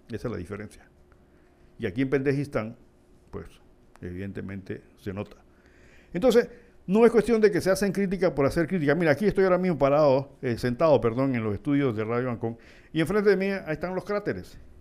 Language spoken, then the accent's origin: Spanish; Panama; soy un simple panameño